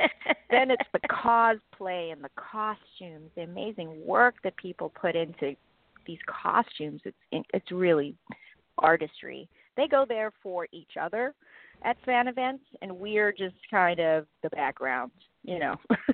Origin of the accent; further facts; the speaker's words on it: South Africa; but growing up in South Africa, I never thought for a second that that's actually what I would get to do with my life.